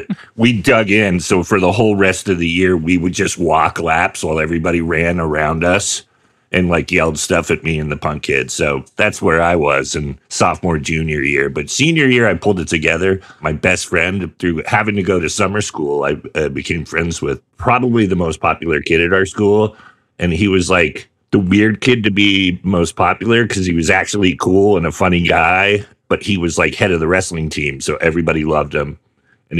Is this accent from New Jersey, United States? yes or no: no; Sonoma, California, United States; also born or lived in Sacramento; I grew up in Sonoma. Sonoma, the little tourist town.